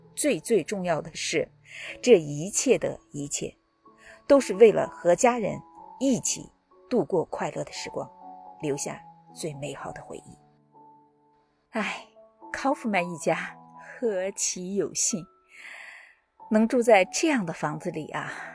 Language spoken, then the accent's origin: Chinese; China; 我们中国人